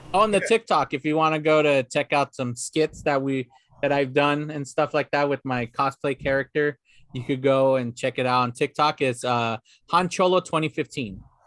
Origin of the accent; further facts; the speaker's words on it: La Puente, California, United States; where my parents live, where my hometown, where I grew up in, in La Puente